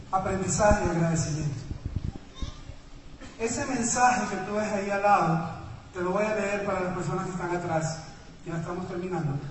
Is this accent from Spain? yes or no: no; Ecuador